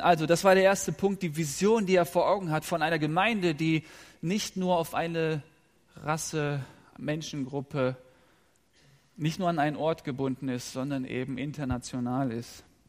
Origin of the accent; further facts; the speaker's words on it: Rhineland, Germany; Ich bin im Rheinland aufgewachsen